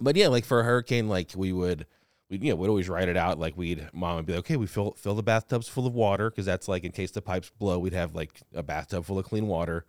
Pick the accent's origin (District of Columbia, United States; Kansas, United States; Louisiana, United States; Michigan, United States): Louisiana, United States; New Orleans; now in Los Angeles, United States; I'm from New Orleans. Like, I was in Katrina, well, not in Katrina, but, like, it affected me. I was living in New Orleans when it happened.